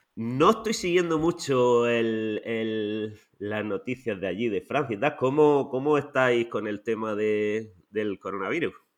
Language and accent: Spanish; Almería, Andalusia, Spain; yo también soy de Almería